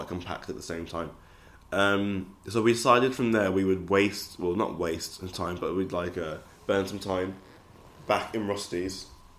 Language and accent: English; Birmingham, West Midlands, United Kingdom; when you're from Birmingham, you get used to just constant mud being, like, thrown at you, or at the city.